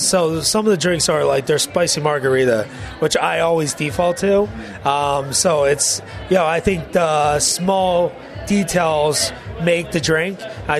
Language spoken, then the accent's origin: English; Philadelphia, Pennsylvania, United States; I am a Philly guy.